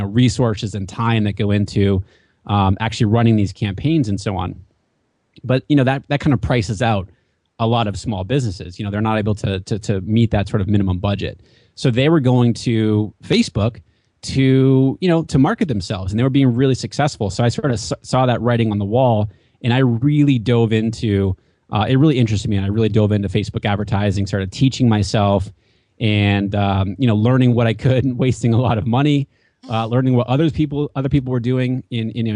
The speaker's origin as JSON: {"language": "English", "region": "New Hampshire", "country": "United States", "tie": "born or raised there", "also_born_or_lived": "Washington, D.C. / West Coast", "moved": "as an adult", "lives_now": "Southern California, United States", "said": "I grew up in New Hampshire, mm-hmm. and there is 16 miles of coastline in New Hampshire, and I was lucky enough to grow up on the coastline in New Hampshire"}